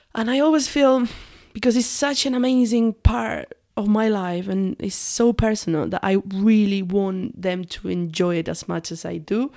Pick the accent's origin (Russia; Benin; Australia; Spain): Spain; south of Spain; English is a second language; moved away as an adult; also born or lived in Manchester; now in United Kingdom; I grew up in a very, very tiny village and in the south of Spain